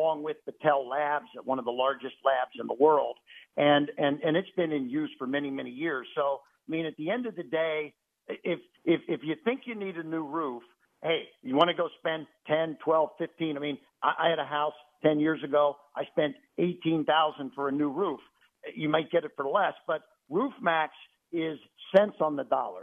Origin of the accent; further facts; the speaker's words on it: Cincinnati, Ohio, United States; now in Central Florida, United States; I grew up in Cincinnati, Ohio, so I'm a Midwest boy.